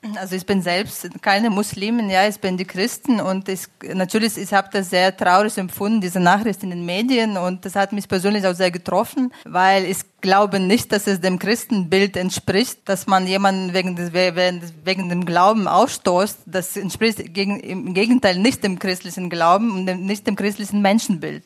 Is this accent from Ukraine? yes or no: yes; Ukraine; moved away as an adult; now in Munich, Germany; Ich komme selbst aus der Ukraine